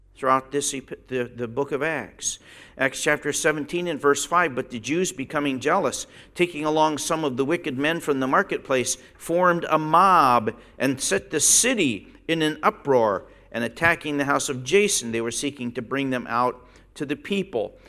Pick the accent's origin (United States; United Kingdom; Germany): United States; Pennsylvania; moved away as an adult; when I go back to Pennsylvania and walk down the street, it, it's rare that I see somebody. I've been gone 45 years.